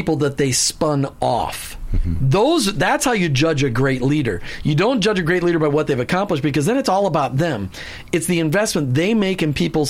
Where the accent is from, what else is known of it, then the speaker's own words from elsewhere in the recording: upper Midwest, United States; I grew up in the Free Church of America up in the upper Midwest